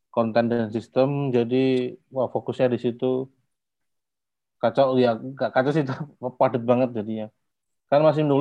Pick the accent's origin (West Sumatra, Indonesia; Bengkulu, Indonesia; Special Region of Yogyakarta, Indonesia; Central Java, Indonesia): Special Region of Yogyakarta, Indonesia; Yogyakarta; Sebenarnya di Jogja, aku asli Jogja juga.